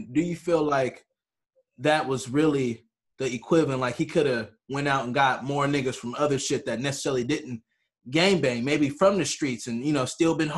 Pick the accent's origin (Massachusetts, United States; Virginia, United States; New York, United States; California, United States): California, United States; Long Beach; us being from Long Beach